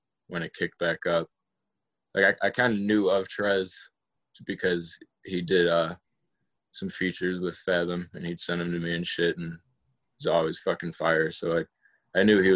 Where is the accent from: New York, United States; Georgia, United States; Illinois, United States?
Illinois, United States; Joliet; moved away as an adult; now in Louisville, United States; I'm from Joliet, Illinois. It's like 40 minutes south of Chicago.